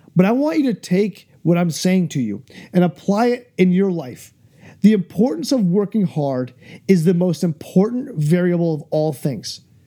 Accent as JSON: {"language": "English", "region": "New Hampshire", "country": "United States", "tie": "born or raised there", "said": "my home state of New Hampshire"}